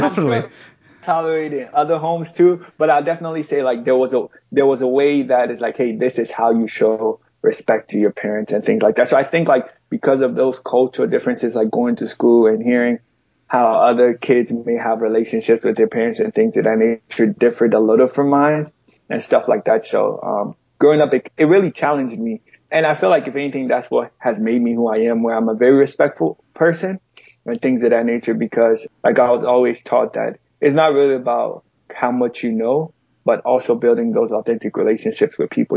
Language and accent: English; Chicago, Illinois, United States; also born or lived in Ghana; I was raised in Chicago, Illinois